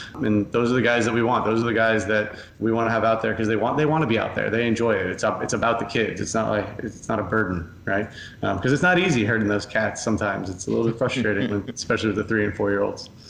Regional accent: Coral Springs, Florida, United States; I grew up in Coral Springs, uh, the son of a local pediatrician.

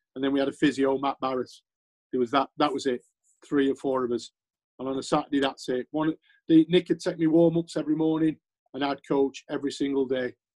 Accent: Yorkshire and the Humber, United Kingdom; I'm a Yorkshireman

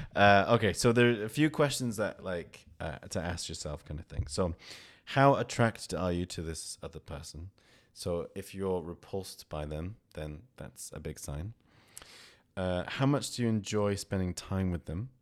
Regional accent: United Kingdom; I'm, I'm from the U K

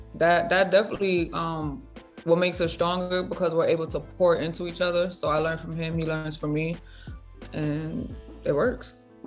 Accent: New York, United States; moved away; I'm from New York

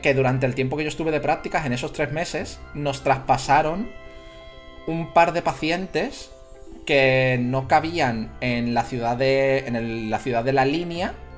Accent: Jerez de la Frontera, Andalusia, Spain; soy gaditano, soy de Jerez de la Frontera

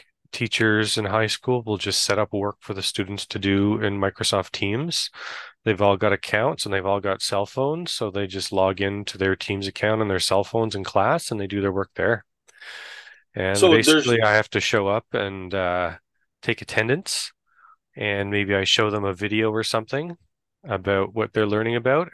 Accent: Canada; also born or lived in Ottawa; I'm from Canada

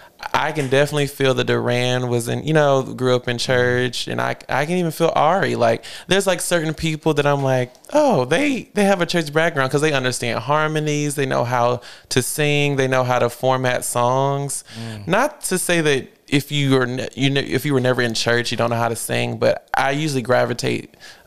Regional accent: North Carolina, United States; also born or lived in Mobile, Alabama; I'm from Alabama originally, and we moved from Alabama when I was around 7 or 8. So out of my family, technically, I am from North Carolina.

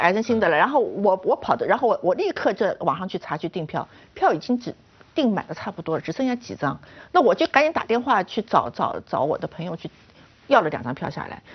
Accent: China; 我们中国人

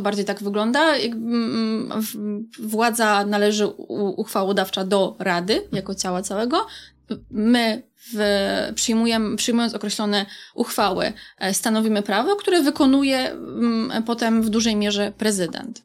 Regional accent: Wrocław, Lower Silesian Voivodeship, Poland; Jestem wrocławianką, kobietą, feministką

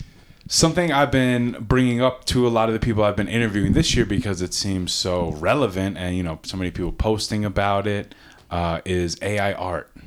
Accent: Long Island, New York, United States; now in Colorado, United States; I'm originally from Long Island

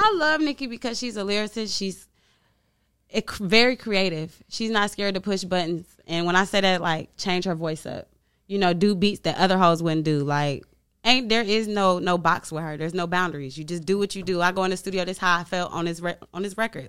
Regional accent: Chicago, Illinois, United States; moved away; I'm from Chicago

